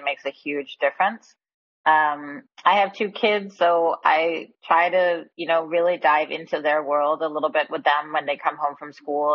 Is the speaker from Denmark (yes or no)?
yes; Denmark; moved away; also born or lived in Bay Area, California, United States; I recently moved back to Copenhagen, Denmark. I'm from Denmark originally. So after 27 years in the Bay Area, I'm back in frosty, wintry Denmark.